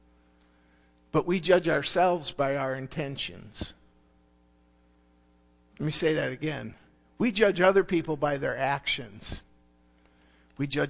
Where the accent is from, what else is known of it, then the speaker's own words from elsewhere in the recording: Alpena, Michigan, United States; We grew up in Alpena, in that area, Lachine, Long Rapids